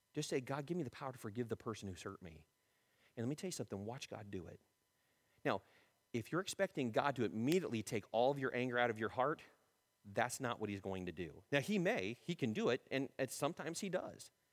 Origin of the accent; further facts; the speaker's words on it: United States; We're being more American than being Christian